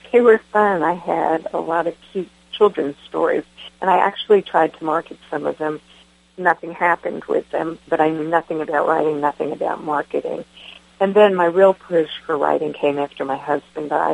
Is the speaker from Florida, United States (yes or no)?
yes; Winter Haven, Florida, United States; moved away as an adult; also born or lived in Jamaica, New York / Albany, Georgia / Atlanta, Georgia; I grew up in Winter Haven, Florida, and I moved to Albany, Georgia, somewhere mid-college, and then moved to Atlanta.